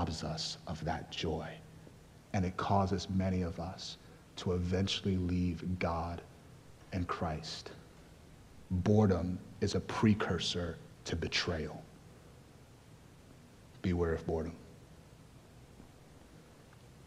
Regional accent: Nigeria; I'm actually Nigerian

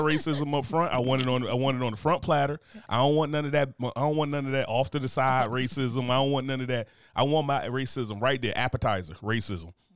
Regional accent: the North, United States; moved away; being a Northerner

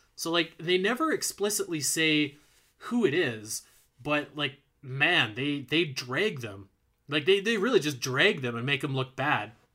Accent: Alberta, Canada; I'm, I'm from Alberta

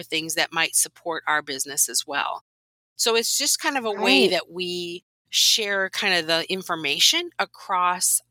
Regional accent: Whitewater, Wisconsin, United States; So I grew up in Wisconsin in a little town called Whitewater

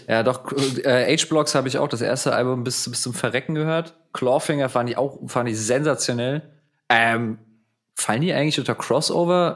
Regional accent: Mainz, Rhineland-Palatinate, Germany; moved away as an adult; now in Berlin, Germany; ich komme ja aus Mainz ursprünglich, aus einem Vorort von Mainz, aus Hechtsheim

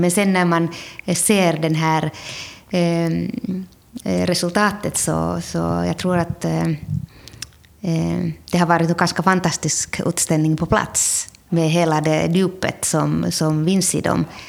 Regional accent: Finland; now in Sweden; jag är född i Finland nu har jag flyttat till Sverige 1992, så jag har varit här väldigt lång tid.

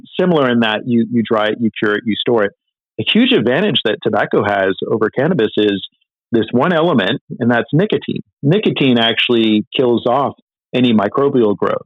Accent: Northern California, United States; I grew up in Northern California

